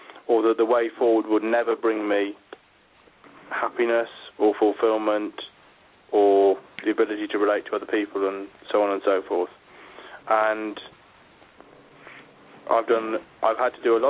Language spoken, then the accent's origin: English; Yorkshire Dales, Yorkshire and the Humber, United Kingdom; moved away as an adult; also born or lived in Birmingham; I grew up in the Yorkshire Dales until I was 17